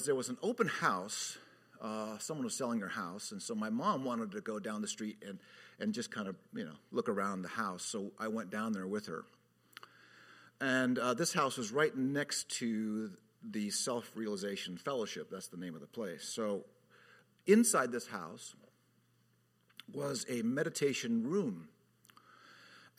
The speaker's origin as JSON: {"language": "English", "region": "Southern California", "country": "United States", "tie": "born or raised there", "also_born_or_lived": "North County, San Diego", "said": "As a kid growing up in Southern California"}